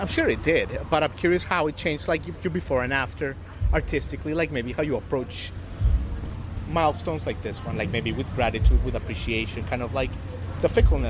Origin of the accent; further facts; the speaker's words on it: Colombia; moved away; I was born in Colombia.